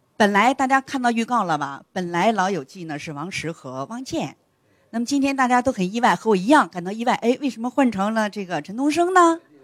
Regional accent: Northeast China, China; accent: Northeastern; 用俺们东北话说

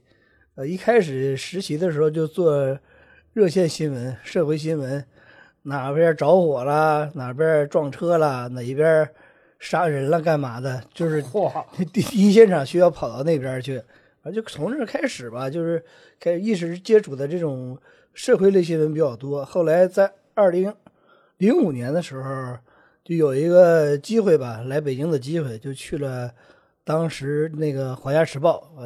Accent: Dalian, Liaoning, China; 我不是四川，我是大连人啊。

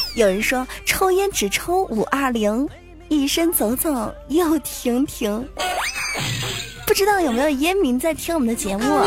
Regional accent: Zhejiang, China; 一听就知道我是浙江人啊

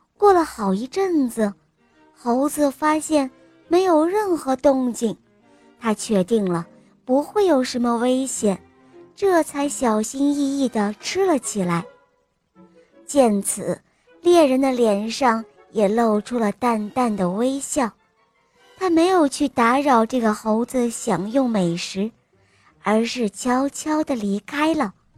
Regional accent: Hohhot, Inner Mongolia, China; 我来自乌合的浩特，是，我今年六岁了

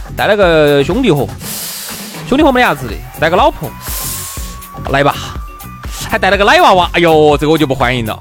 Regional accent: China; 我们中国人

